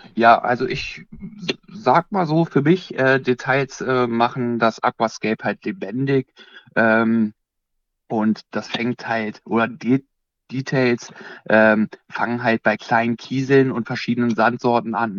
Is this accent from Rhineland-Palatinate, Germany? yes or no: no; Bad Salzdetfurth, Lower Saxony, Germany; Ich komme aus Bad Salzdetford, das ist ungefähr 50 Kilometer südlich äh, von Hannover